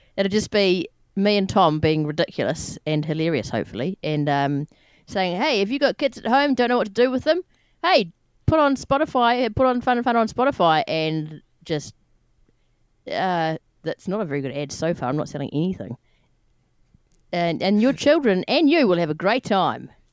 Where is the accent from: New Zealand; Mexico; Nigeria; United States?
New Zealand; I'm from New Zealand